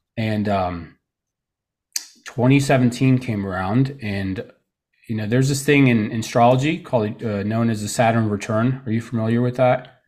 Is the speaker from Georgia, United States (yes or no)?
no; Tarpon Springs, Florida, United States; also born or lived in Trenton, New Jersey / Allentown, Pennsylvania / Orlando, Florida; now in Saint Petersburg, United States; I grew up most of my life here in Florida.